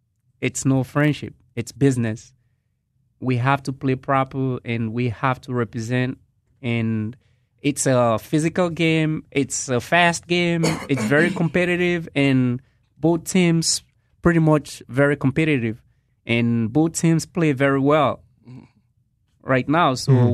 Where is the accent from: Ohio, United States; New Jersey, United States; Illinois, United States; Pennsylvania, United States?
Pennsylvania, United States; Philadelphia; When we was growing up in Philly, me and Jason